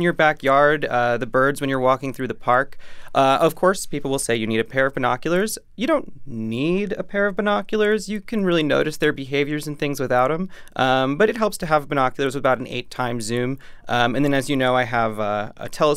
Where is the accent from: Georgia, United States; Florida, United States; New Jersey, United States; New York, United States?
New York, United States; New York City; as a New Yorker